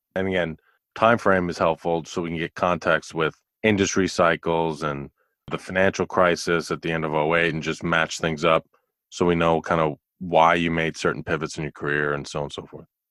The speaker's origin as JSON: {"language": "English", "region": "New York", "country": "United States", "tie": "born or raised there", "also_born_or_lived": "Houston", "moved": "as an adult", "said": "I grew up in New York"}